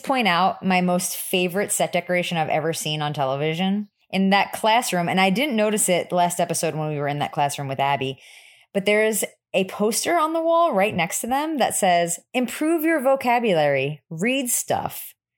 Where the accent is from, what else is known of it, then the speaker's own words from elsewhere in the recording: New Jersey, United States; I am from New Jersey